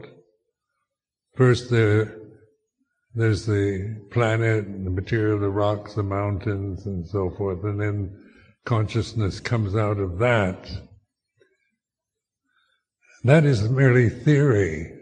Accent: United States; my cultural conditioning of being American in my generation

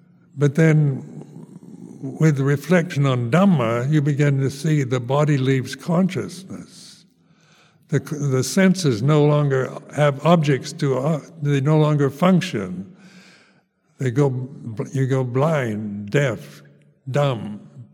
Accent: United States; moved away as an adult; also born or lived in Thailand; Being an American, the first foreigner in Lumpa Cha's Sangha

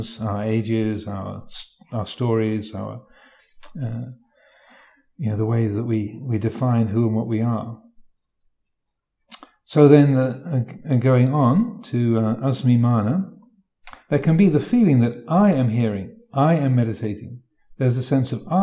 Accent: United Kingdom; I'm British

